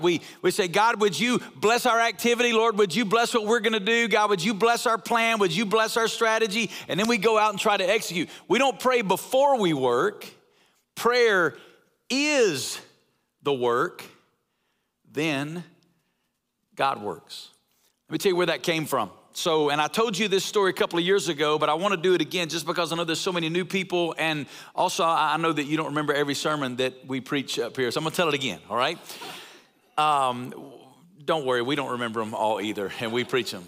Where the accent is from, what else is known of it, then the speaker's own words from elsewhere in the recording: North Alabama, United States; moved away as an adult; also born or lived in Woodstock, Georgia; now in Las Vegas, United States; I'm from North Alabama